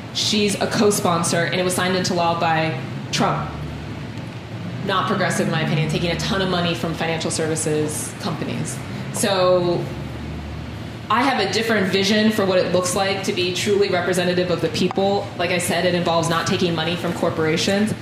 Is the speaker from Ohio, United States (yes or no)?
yes; Columbus, Ohio, United States; this is where I'm from. This is home. I was born here.